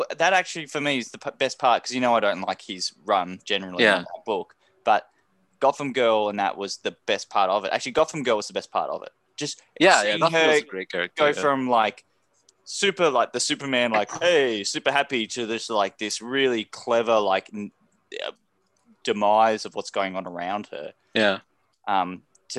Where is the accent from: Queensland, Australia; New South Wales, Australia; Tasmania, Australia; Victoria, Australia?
Tasmania, Australia; moved away; I'm from Tasmania.